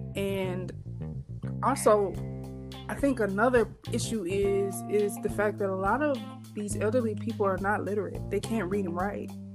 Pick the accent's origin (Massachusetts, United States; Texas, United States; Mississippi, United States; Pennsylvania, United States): Mississippi, United States; Vicksburg; moved away as an adult; now in Michigan, United States; my home state of Mississippi, um, particularly my city in Vicksburg